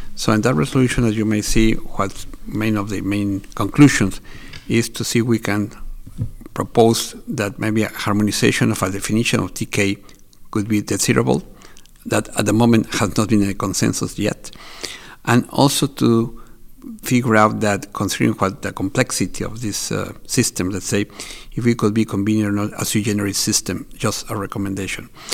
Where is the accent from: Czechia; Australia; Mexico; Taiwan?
Mexico; I'm from Mexico